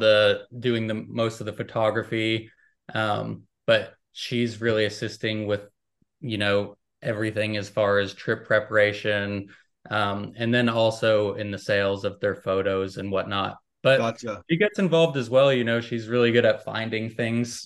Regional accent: United States; I'm American

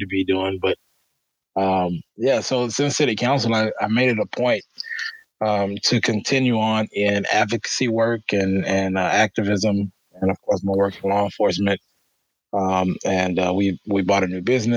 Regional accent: Alexandria, Louisiana, United States; moved away as an adult; now in Sioux Falls, United States; I grew up in Louisiana, and I really didn't have much opportunity in the community that I grew up

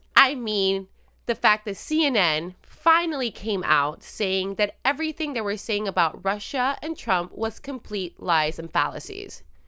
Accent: Puerto Rico; moved away as an adult; also born or lived in Illinois; now in United States; I am Puerto Rican, born and raised in Puerto Rico

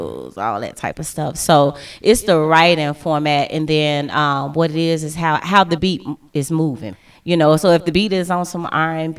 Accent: Chicago, Illinois, United States; I'm from Chicago

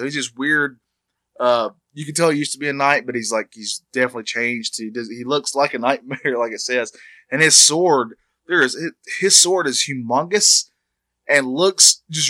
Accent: North Carolina, United States; we're both born and bred in North Carolina.

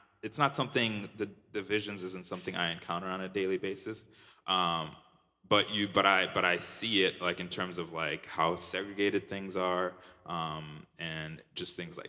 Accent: Minnesota, United States; now in Chicago, United States; I moved here a year and a half ago, so I'm still kind of reintegrating into being a Chicagoan. I lived in Minnesota my whole life. So this city is very different from Minneapolis and the town I grew up in.

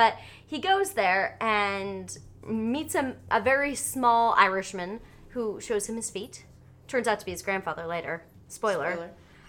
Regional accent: Cincinnati, Ohio, United States; and I'm from Cincinnati, Ohio.

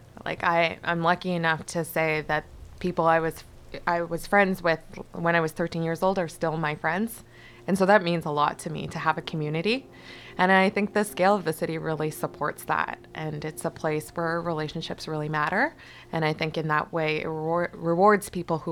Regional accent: Vancouver, British Columbia, Canada; also born or lived in Toronto; I was born in Toronto in the 80s. I won't say exactly when. And then my family moved out to Vancouver in 1989. And so this is the only place I've really ever known as home.

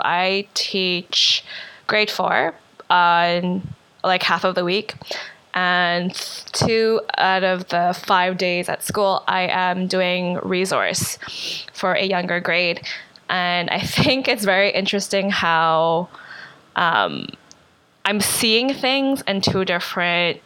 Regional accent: Winnipeg, Manitoba, Canada; also born or lived in Calgary; now in Montreal, Canada; From Canada, born and raised in Winnipeg, moved to Montreal from Calgary

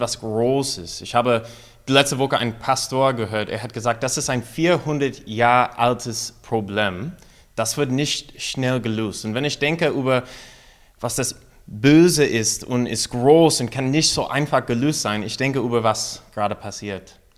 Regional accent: United States; German is a second language; moved away as an adult; now in Mainz, Germany; als eine Amerikaner

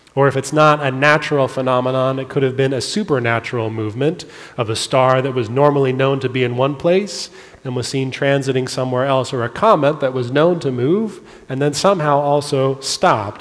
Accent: California, United States; I grew up in California.

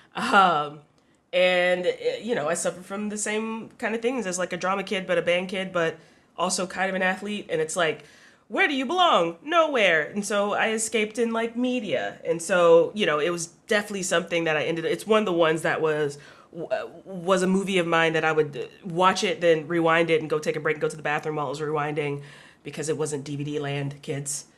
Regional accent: the South, United States; I grew up in the South

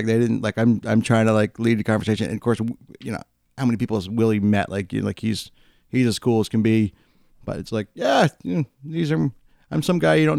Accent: United States; So I grew up on the Canadian border.

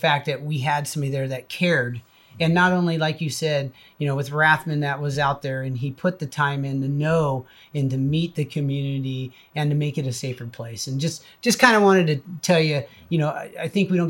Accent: Silverado, California, United States; I grew up out in Silverado

